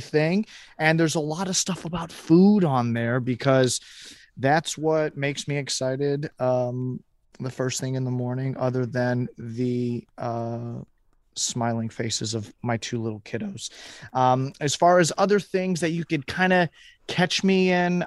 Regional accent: Houston, Texas, United States; moved away as an adult; also born or lived in Chicago; growing up in Houston from when I was ten till I was eighteen

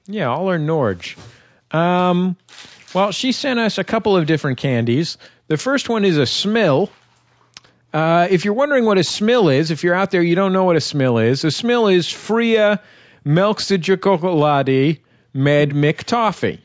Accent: San Francisco, California, United States; I'm from San Francisco. I'm not from Oakland

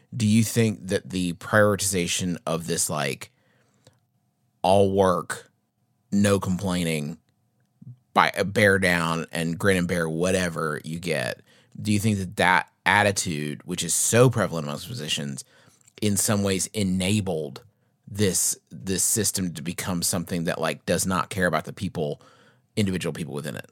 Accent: United States

